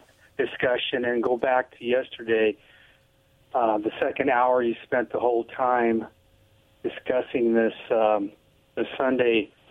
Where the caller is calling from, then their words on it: Kennewick, Washington, United States; … Kennewick.